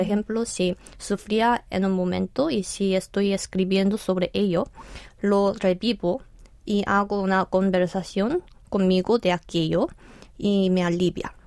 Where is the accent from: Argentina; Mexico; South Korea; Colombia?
South Korea; Spanish is a second language; aprendí español primero en Corea, en el bachillerato, y después en España como estudiante de intercambio